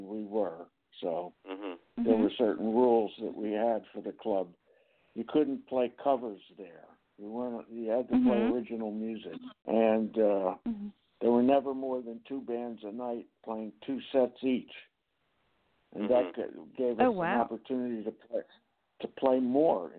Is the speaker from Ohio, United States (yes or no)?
no; New York City, New York, United States; I was growing up in Greenwich Village in New York in Manhattan